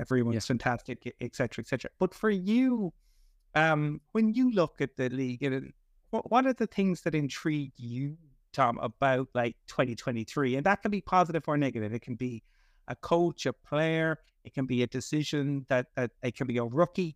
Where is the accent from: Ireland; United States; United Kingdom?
Ireland; Cork, Munster; I'm from Cork originally, my mother is from Kerry